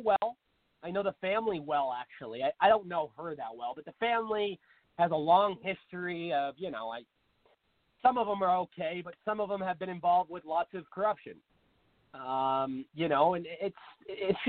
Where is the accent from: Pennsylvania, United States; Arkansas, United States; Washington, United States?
Washington, United States; Seattle; Seattle, for instance, my hometown